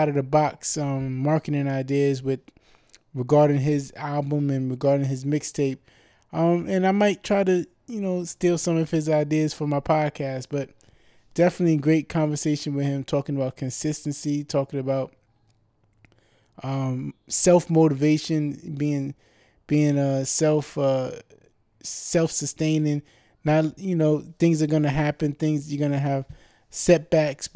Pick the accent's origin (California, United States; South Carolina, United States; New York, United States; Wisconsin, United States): New York, United States; New York City; I'm from the Bronx